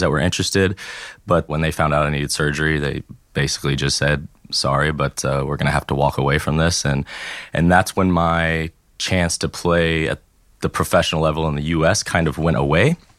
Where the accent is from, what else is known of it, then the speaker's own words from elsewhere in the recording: Tennessee, United States; first language English; moved away as an adult; also born or lived in California / Florida / Alabama; now in France; I was born in California. At the age of eight, I moved to Tennessee. And then in 2012, I moved down to Florida